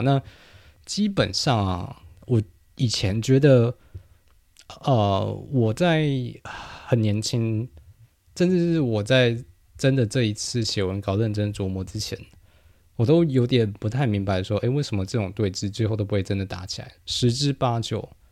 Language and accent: Chinese; New Taipei, Taiwan; now in Taipei, Taiwan; 因为我是新北长大的，所以 虽然我现在长期居住在台北啊